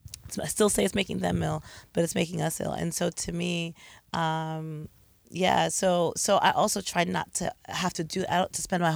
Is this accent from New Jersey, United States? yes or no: yes; East Orange, New Jersey, United States; I grew up in East Orange.